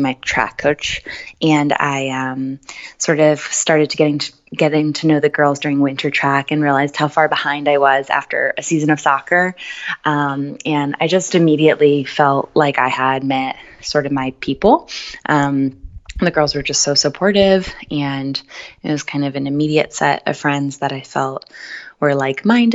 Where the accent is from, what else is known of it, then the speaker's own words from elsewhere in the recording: Colts Neck, New Jersey, United States; I grew up in New Jersey and went to Colts Neck High School